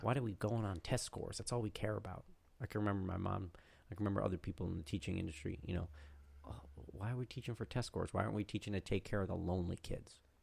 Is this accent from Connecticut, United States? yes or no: yes; Connecticut, United States; in my home state